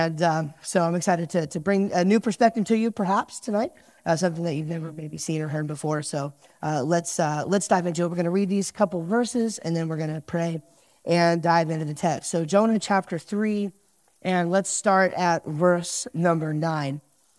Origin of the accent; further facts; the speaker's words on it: New Jersey, United States; And I'm from New Jersey, so I at least have an excuse to have bad driving skills and road rage issues.